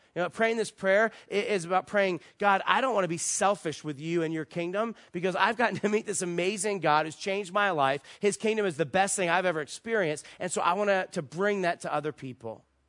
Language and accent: English; East Coast, United States; moved away as an adult; also born or lived in Virginia Beach, Virginia; now in Las Vegas, United States; we're from the East Coast, our family's there, all our friends are there